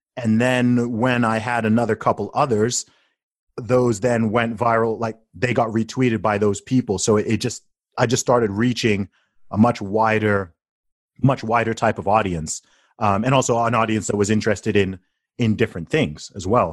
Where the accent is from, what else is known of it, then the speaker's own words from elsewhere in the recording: Saudi Arabia; now in United Kingdom; I grew up in Saudi Arabia